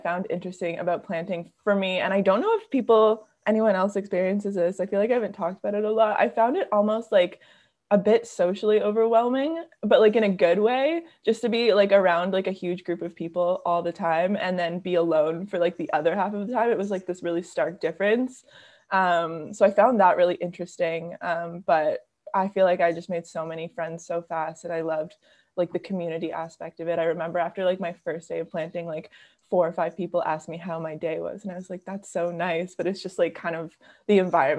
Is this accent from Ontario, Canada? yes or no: yes; Toronto, Ontario, Canada; I'm from Toronto. So it was like a city kid